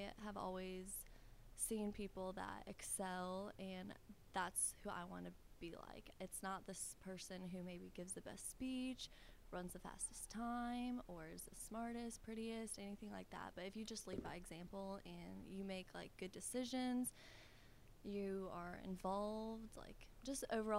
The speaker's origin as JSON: {"language": "English", "town": "Bloomington", "region": "Illinois", "country": "United States", "moved": "as an adult", "lives_now": "Clarksville, United States", "said": "I'm from Illinois, from Bloomington Normal"}